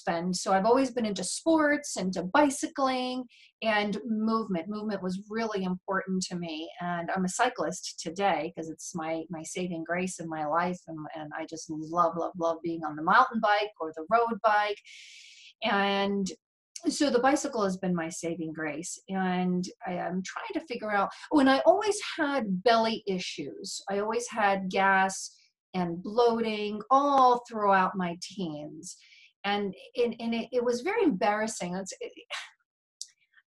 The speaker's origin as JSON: {"language": "English", "country": "United States", "tie": "born or raised there", "said": "I was born and raised in America"}